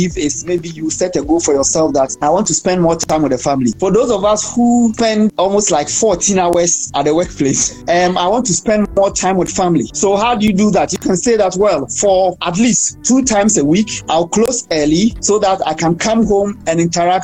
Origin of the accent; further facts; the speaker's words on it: Ghana; I'm from Ghana.